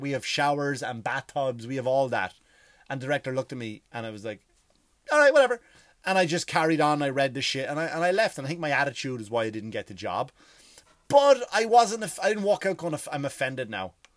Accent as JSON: {"language": "English", "country": "Ireland", "moved": "yes", "said": "I am Irish"}